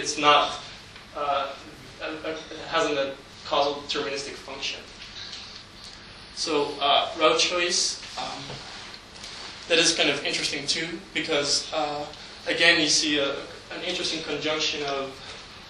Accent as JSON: {"language": "English", "town": "Amsterdam", "region": "North Holland", "country": "Netherlands", "tie": "born or raised there", "said": "my hometown, Amsterdam, located in the center of the Netherlands"}